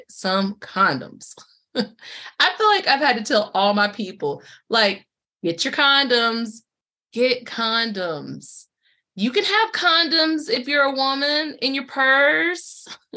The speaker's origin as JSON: {"language": "English", "town": "Durham", "region": "North Carolina", "country": "United States", "tie": "born or raised there", "said": "I was born in Durham, but I grew up in Durham."}